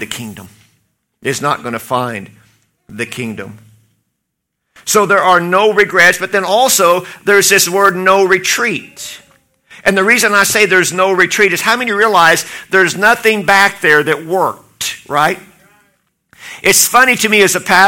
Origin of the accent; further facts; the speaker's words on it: Oklahoma, United States; I'm from Oklahoma